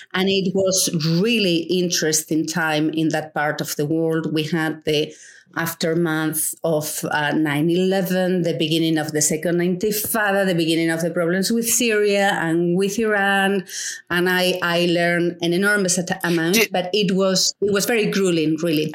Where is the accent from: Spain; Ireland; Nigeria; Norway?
Spain; moved away; I grew up in um, in a rural um, village, a small village, yeah. uh, in the middle of nowhere in Spain